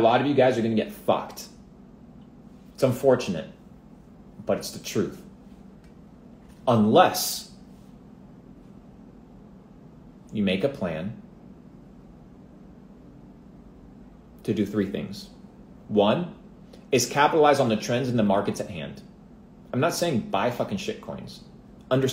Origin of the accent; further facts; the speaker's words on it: Argentina; moved away; I come from Argentina